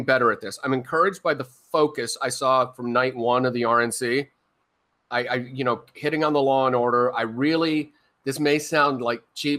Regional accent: Arizona, United States; my home state

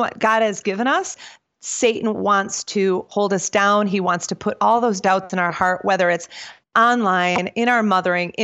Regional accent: suburb of Milwaukee, Wisconsin, United States; moved away as an adult; now in North Carolina, United States; I was born and raised in Packerlands

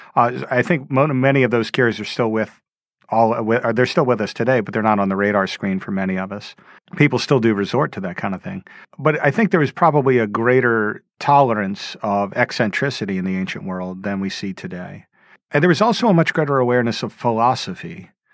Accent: Louisiana, United States; moved away; I grew up in Louisiana in a suburb

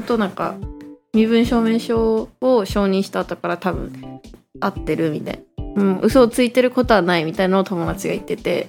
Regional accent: Tokyo, Japan; 東京から来た

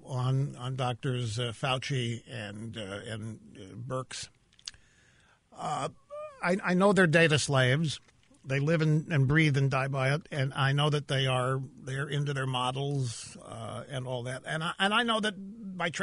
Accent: Missouri, United States; I'm from Missouri.

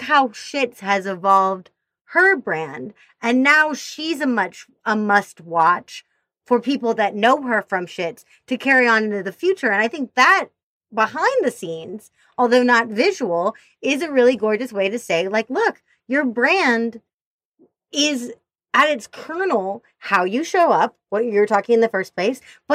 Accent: Missouri, United States; I grew up in Missouri.

